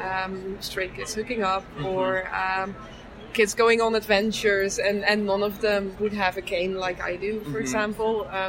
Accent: Netherlands; English is a second language; I grew up in the Netherlands and we were very into learning languages early on.

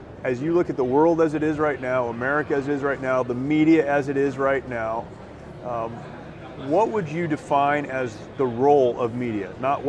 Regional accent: California, United States; as a Californian who loves my home state, I'm not going anywhere.

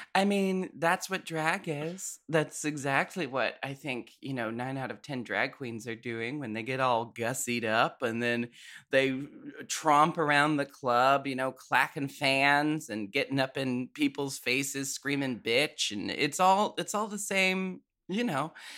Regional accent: Portland, United States; I grew up in Portland.

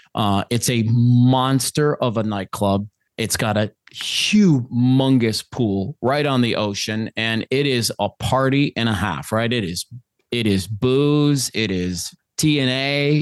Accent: Minnesota, United States; now in Phoenix, United States; I'm originally from Minnesota, your neighbor to the west

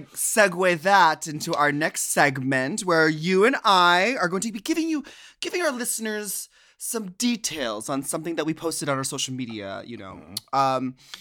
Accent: Minnesota, United States; Now, I'm from Minnesota, so the Mall of America was my mall that I would go to.

